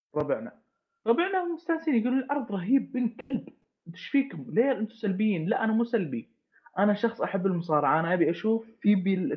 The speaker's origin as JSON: {"language": "Arabic", "country": "Saudi Arabia", "said": "انا كشخص سعودي"}